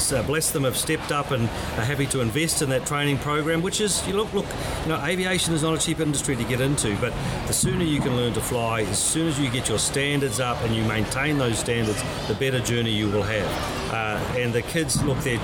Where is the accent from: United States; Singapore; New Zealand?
New Zealand; moved away as an adult; now in Australia; as some of you may gather from my accent, I originally came from the Isles across the Tasman. I came across and joined a little company called Ansett